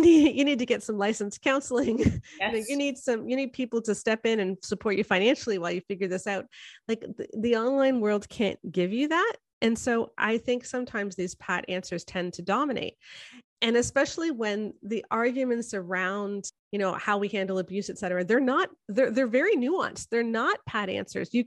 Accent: Canada; I'm a Canadian sociologist, in the sense that I have most of my degrees are in sociology and I'm Canadian

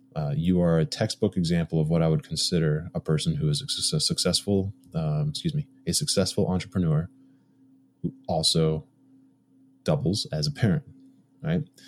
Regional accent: Massachusetts, United States; I'm from Massachusetts.

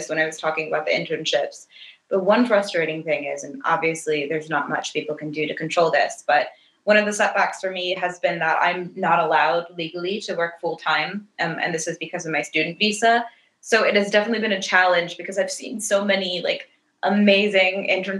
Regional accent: United States; moved away as an adult; as an American

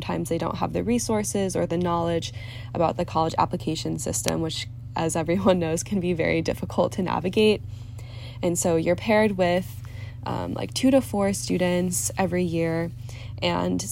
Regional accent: Cleveland, Ohio, United States; moved away; I'm originally from the Cleveland, Ohio area

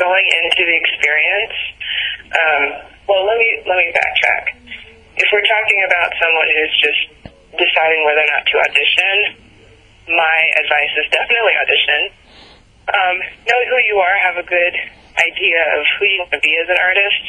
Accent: New York, United States; moved away; As a New Yorker

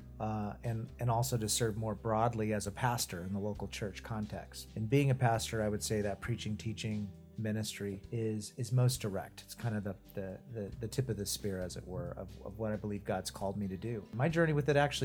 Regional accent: Prescott, Arizona, United States; moved away as an adult; also born or lived in Chicago, Illinois / Washington, District of Columbia, United States / Phoenix, Arizona; now in Tucson, United States; I was born in Arizona. I grew up in Prescott, Arizona

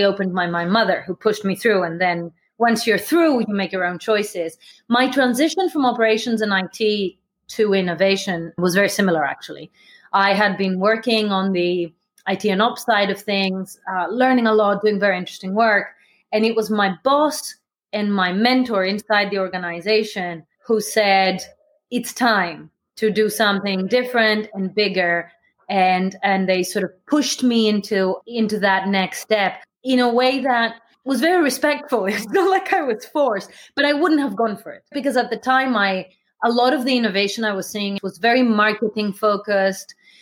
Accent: Athens, Attica, Greece; moved away; I grew up in Athens

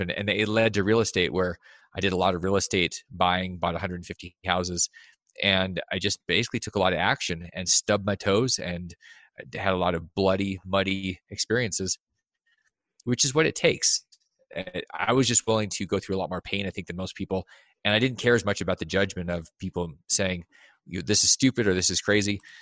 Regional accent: Alaska, United States; I grew up in Alaska

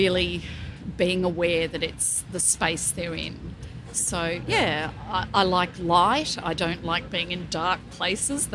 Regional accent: Melbourne, Victoria, Australia; I'm from Melbourne, Australia.

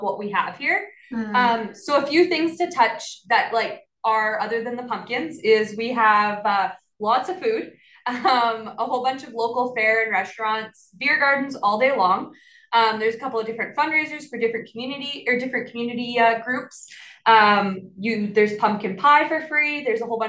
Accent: Smoky Lake, Alberta, Canada; I grew up in Smoky Lake and then I went away

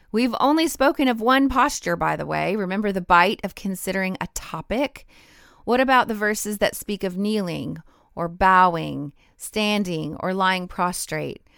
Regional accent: Rocky Mountains, United States; moved away; I grew up in the Rocky Mountains

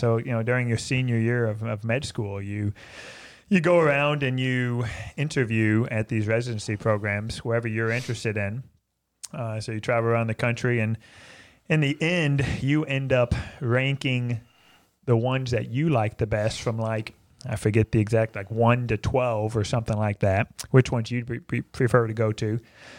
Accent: Louisville, Kentucky, United States; moved away as an adult; now in Georgetown, United States; growing up in Louisville, I thought every place was Catholic.

